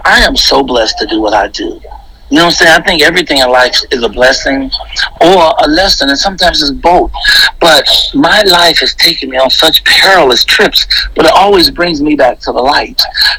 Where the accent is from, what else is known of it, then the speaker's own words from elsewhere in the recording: Chicago, Illinois, United States; moved away as an adult; now in California, United States; I am from Chicago all day long, Southside. And I love Chicago. Graduated from Morgan Park High School, went to Chicago State University, Alan Harvey Junior College as well. But basically, I lived in Chicago